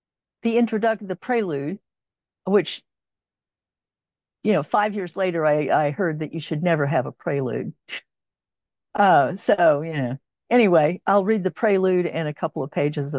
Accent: Los Angeles, California, United States; now in Oklahoma, United States; And I'm from Oklahoma, and I've lived here since 1960, I think, is when we moved here. Yeah. And from California, from Southern California. I was originally from

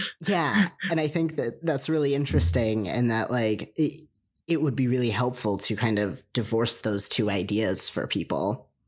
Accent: United States; raised in America

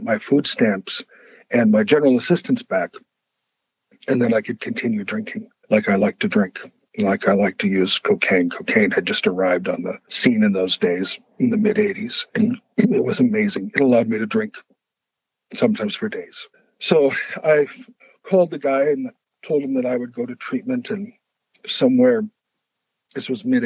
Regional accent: Brainerd, Minnesota, United States; my hometown, it's called Brainerd. It's up in the middle of Minnesota.

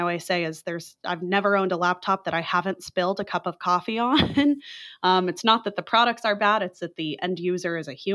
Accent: Texas, United States; I'm a Texan, but for most of my life, I've been a Texan

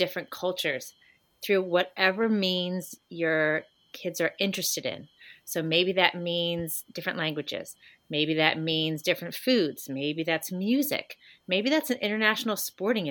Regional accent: United States; we're kind of behind the eight ball as American parents

